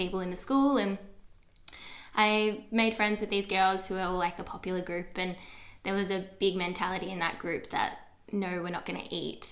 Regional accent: Geelong, Victoria, Australia; I grew up in Geelong my whole entire life

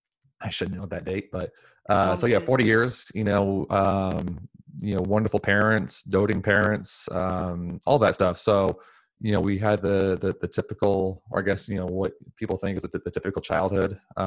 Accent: Portland, Oregon, United States; Thank you for having me on, Tiffany. I was born and raised here in Portland, Oregon my whole life, native Portlander, which is seemingly hard to find these days.

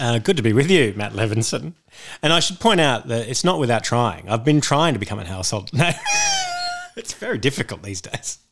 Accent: Sydney, New South Wales, Australia; I grew up in Beecroft in the leafy suburbs of northwest Sydney

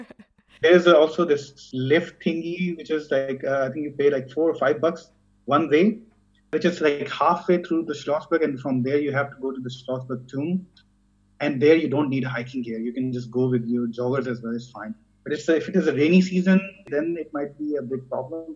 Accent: southern Pakistan, Pakistan; moved away as an adult; now in Freiburg, Germany; I come from Pakistan. I came here in 2014 due to my master's program in Freiburg.

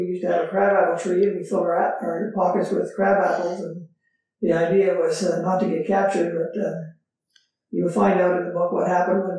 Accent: Saint-Eugène, Ontario, Canada; also born or lived in Montreal; I grew up in the 6th Concession, just southwest of the town of Saint-Eugène, on a farm, on the 6th Concession.

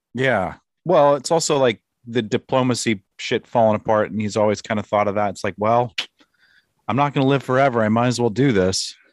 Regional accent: United States

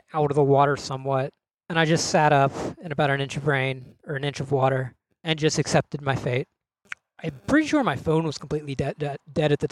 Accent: Cumberland, Maryland, United States; moved away; I'm from Cumberland, Maryland

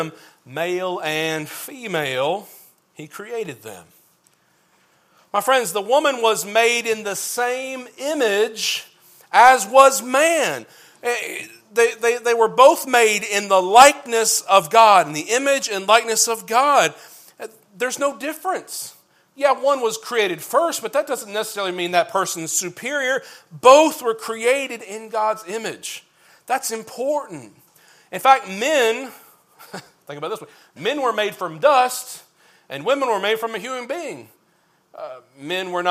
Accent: Kentucky, United States; I'm from Kentucky, azer comes out as easer when I start saying it a bunch

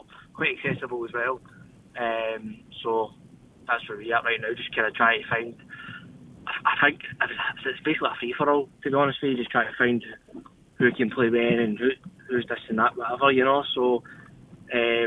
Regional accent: Paisley, Scotland, United Kingdom; I'm from Paisley myself, but I'm playing for Glasgow Wellington

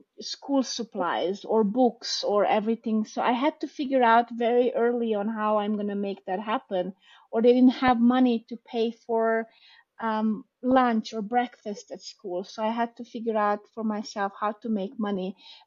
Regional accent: Hungary; English is a second language; also born or lived in Romania; I was born in Romania. We moved after the 89 revolution to Hungary.

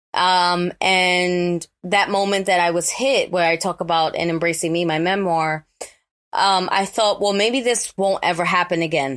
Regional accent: New York City, New York, United States; growing up in the Bronx, especially when I did.

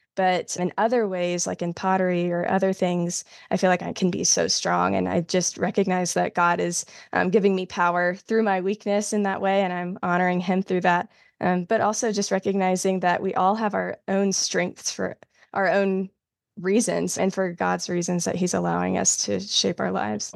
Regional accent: South Carolina, United States; now in North Carolina, United States; I'm originally from South Carolina, but I live in North Carolina now

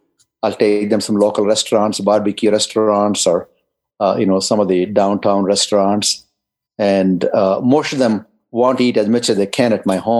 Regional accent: England, United Kingdom; moved away; especially when I came from England, that I was stunned by it. In England, it rained 200 days a year.

